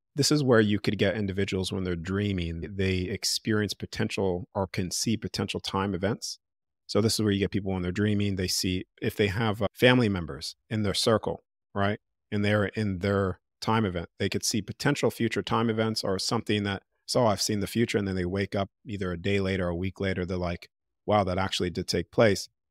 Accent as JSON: {"language": "English", "country": "United States", "accent": "American", "moved": "yes", "lives_now": "Australia", "said": "I'm in Australia 'cause I still have my American accent."}